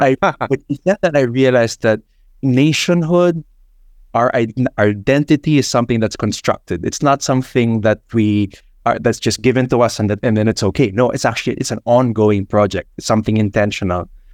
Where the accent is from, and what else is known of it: Philippines